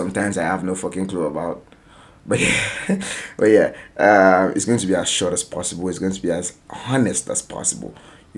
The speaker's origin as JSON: {"language": "English", "country": "Nigeria", "said": "a Nigerian writer based in Nigeria, telling Nigerian stories"}